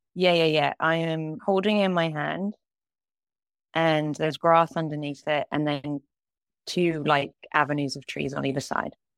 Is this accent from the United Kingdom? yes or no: yes; United Kingdom; moved away as an adult; also born or lived in Kingston / London; now in Los Angeles, United States; I am a British animator that currently lives in Los Angeles.